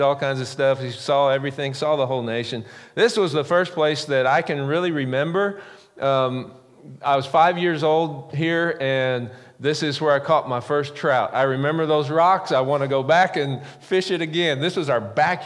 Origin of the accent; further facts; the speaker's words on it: the Ozarks, United States; I grew up in the Ozarks